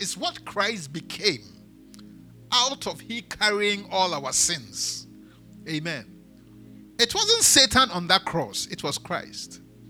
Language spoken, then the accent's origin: English; Elmina, Central Region, Ghana; born there; English is a second language; I was born in Elmina.